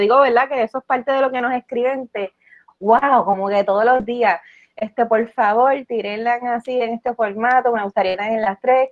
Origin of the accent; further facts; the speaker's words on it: Utuado, Puerto Rico; nosotros como, como utuadeños, ¿sabes? Como utuadeños con con base jíbara